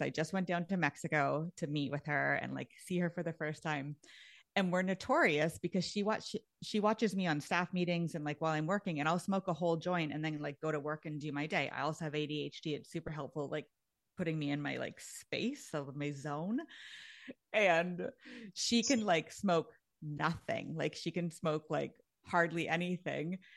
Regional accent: Canada; actually I'm Canadian.

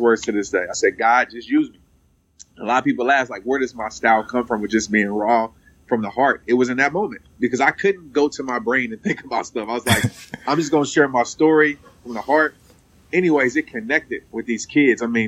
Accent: Fort Worth, Texas, United States; I still stay in Fort Worth. I'm from Fort Worth.

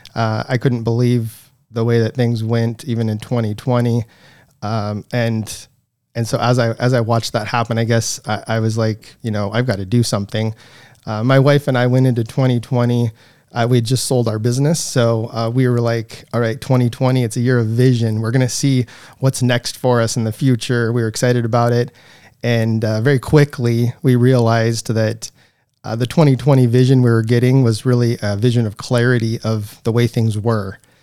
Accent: Coeur d'Alene, Idaho, United States; also born or lived in Silver Valley, Idaho / St. Maries, Idaho; I was, uh, born and raised here in Idaho, uh, born in Saint Mary's, and I grew up in the Silver Valley.

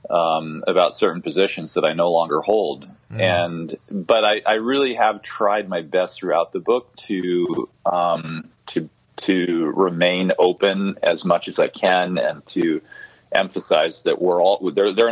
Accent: Zimbabwe; a story from my childhood growing up in Zimbabwe

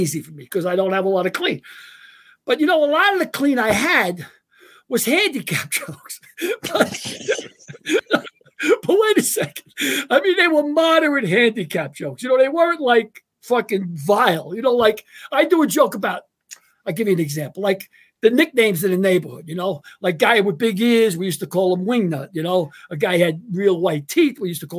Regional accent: New York, United States; I'm from New York

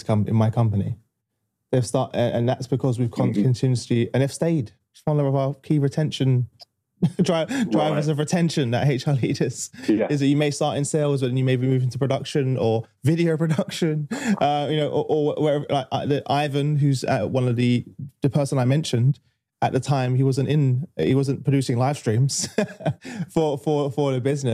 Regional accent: London, United Kingdom; I grew up obviously in East London

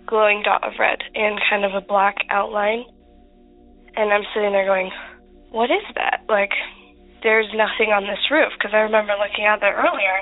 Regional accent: Utah, United States; We're from Utah

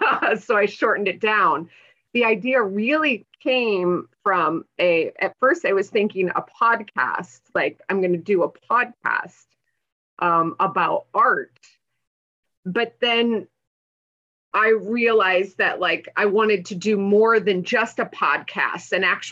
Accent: Midwest, United States; I mean, I came from the Midwest and I feel like I was just always like, it was just instilled in me to be a good girl and to do the right thing.

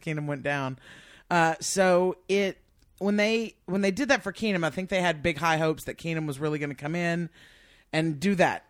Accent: Lake Charles, Louisiana, United States; also born or lived in New Orleans; I'm really from Louisiana, originally from New Orleans, but I grew up in Lake Charles, really

